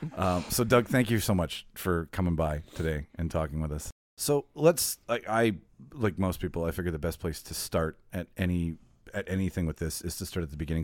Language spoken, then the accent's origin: English; Winnipeg, Manitoba, Canada; Winnipeg, Manitoba, Canada, my hometown